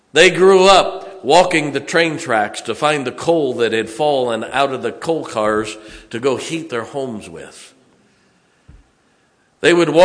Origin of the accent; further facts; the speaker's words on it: United States; I'm an American